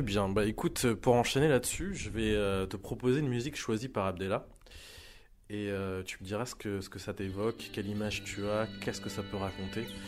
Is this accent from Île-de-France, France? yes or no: yes; Clichy-sous-Bois, Île-de-France, France; j'ai grandi à Clichy-sous-Bois